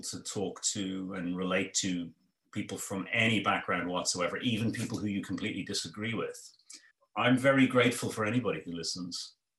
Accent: Ireland; grew up in ireland and i was a, my mother was a migrant

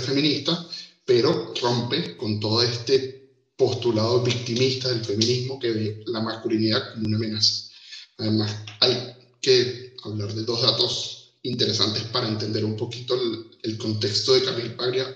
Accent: Venezuela; moved away as an adult; now in Uruguay; Yo soy venezolano, seguro se me nota en esto

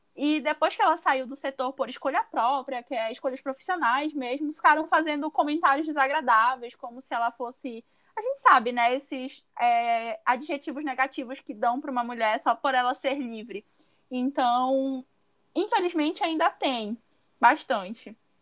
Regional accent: Pará, Brazil; sou do Pará

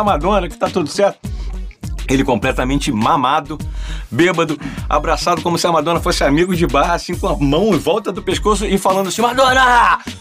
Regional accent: Rio de Janeiro, Brazil; Somos nascidos e criados no Rio de Janeiro, somos cariocas

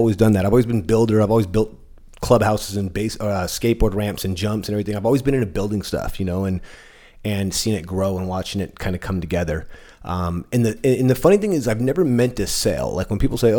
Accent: San Diego, California, United States; also born or lived in East County, San Diego; I'm born and raised in San Diego. I've been here. I'm 41 years old. Grew up in South Bay in San Isidro

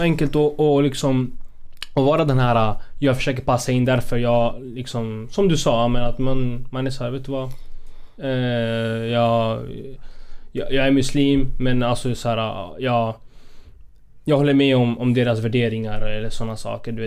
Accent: Spain; now in Sweden; jag spanjor, jag är från Spanien

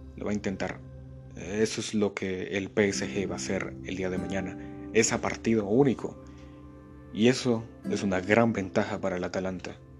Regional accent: Guatemala; aquí en mi país, el buen Chapín

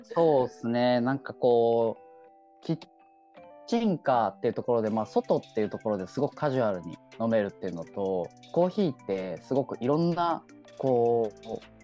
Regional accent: Chigasaki, Kanagawa, Japan; moved away as an adult; also born or lived in Melbourne, Australia / Tokyo; 茅ヶ崎、僕がやっぱ住んでた、育った町で

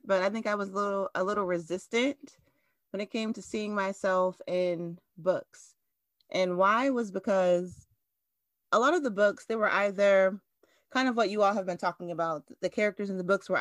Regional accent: Lowcountry, United States; I'm Geechee

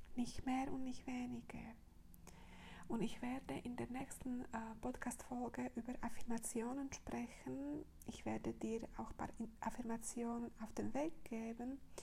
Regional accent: Slovakia; moved away; meine Heimat ist äh, Slowakei

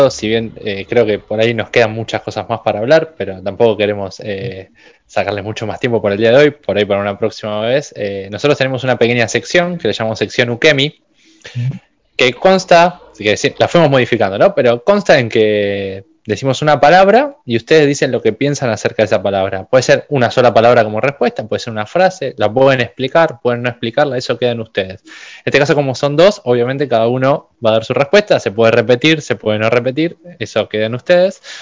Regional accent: Argentina; los argentinos estamos por todos lados

